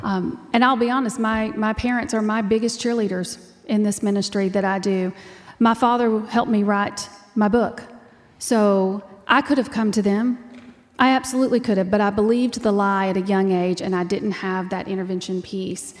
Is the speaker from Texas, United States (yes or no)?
yes; Texas, United States; I'm from Texas and that's how we talk